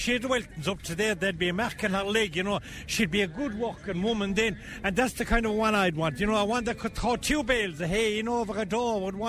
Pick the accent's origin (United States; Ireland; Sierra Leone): Ireland; Waterford, Munster; I'm here from Waterford. Did you ever hear tell of a place called Waterford?